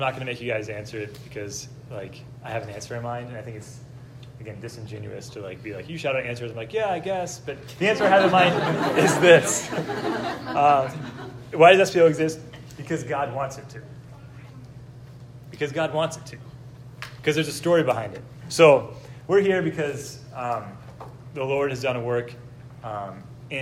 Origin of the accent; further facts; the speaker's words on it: Dallas, Texas, United States; now in Columbus, United States; I grew up in Dallas, Texas